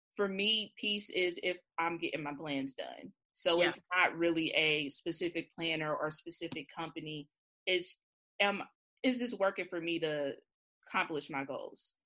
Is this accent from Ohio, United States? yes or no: yes; Cincinnati, Ohio, United States; I'm from Cincinnati. We have an OTR neighborhood here